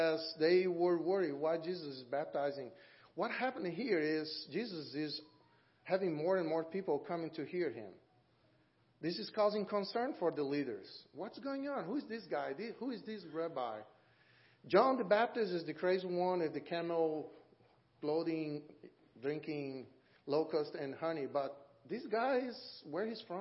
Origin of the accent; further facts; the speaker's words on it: Brazil; moved away as an adult; now in Auburn, United States; I'm from Brazil